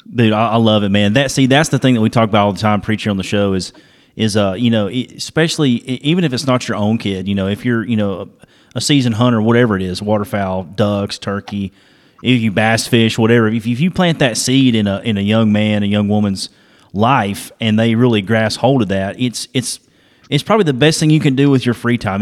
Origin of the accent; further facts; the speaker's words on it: Dalton, Georgia, United States; where I'm from. I'm from Georgia, so we're you know northwest Georgia area, Dalton area.